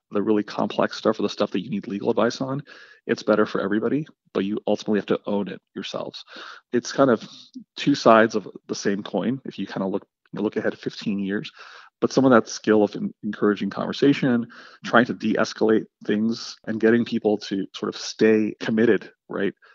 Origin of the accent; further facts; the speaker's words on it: Afghanistan; born there; So I was born in Afghanistan, right, which is sort of notoriously one of the most corrupt countries in the world.